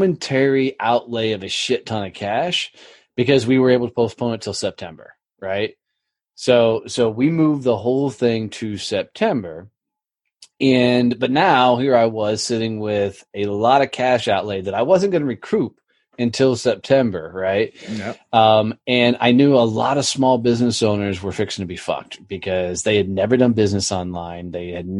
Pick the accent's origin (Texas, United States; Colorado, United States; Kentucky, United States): Texas, United States; Fort Worth; my hometown, Fort Worth, Texas